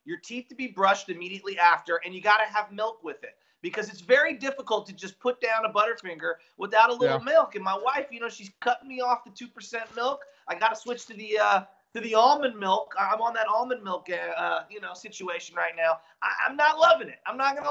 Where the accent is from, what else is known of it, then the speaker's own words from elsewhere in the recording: San Francisco, California, United States; I'm an Irish Catholic and growing up in San Francisco as a high schooler